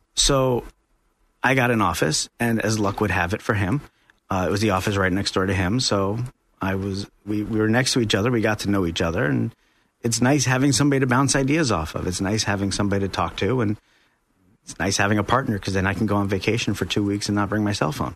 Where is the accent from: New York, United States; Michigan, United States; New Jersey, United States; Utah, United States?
New York, United States; moved away as an adult; now in Central Florida, United States; I'm from New York originally. Uh, moved down here about three years ago